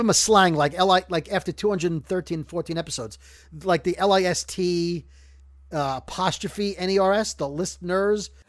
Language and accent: English; Brooklyn, New York, United States; growing up in Brooklyn